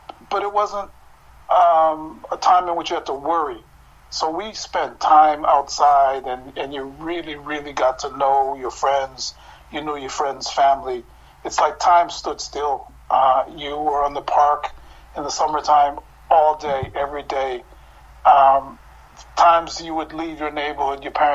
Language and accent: English; United States; I come out of a strange amalgam of being, you know, an American born and growing up in American neighborhoods